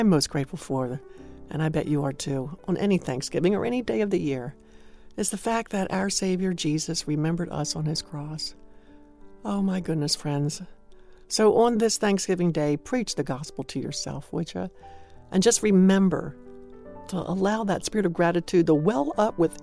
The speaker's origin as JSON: {"language": "English", "region": "Maryland", "country": "United States", "moved": "yes", "said": "I was from Maryland"}